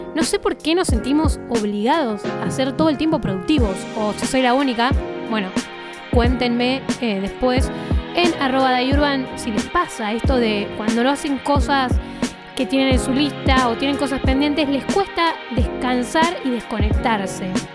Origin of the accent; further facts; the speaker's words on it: Bariloche, Río Negro, Argentina; soy de Bariloche